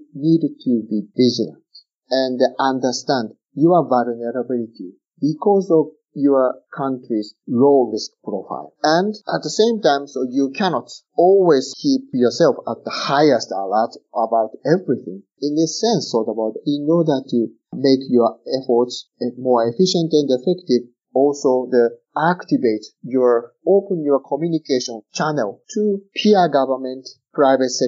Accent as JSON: {"language": "English", "country": "Japan", "said": "my home country, Japan"}